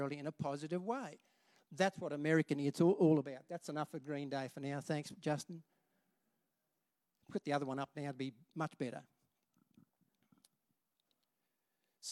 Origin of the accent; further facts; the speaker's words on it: Rockhampton, Queensland, Australia; when I was a kid growing up in Rockhampton